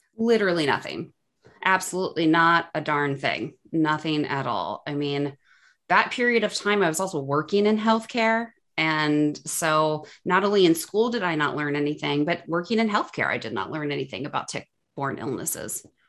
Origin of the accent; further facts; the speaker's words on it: suburbs of Cleveland, Ohio, United States; moved away as an adult; now in Chicago, United States; I grew up in Ohio, so kind of like suburbs of Cleveland, between Akron and Cleveland.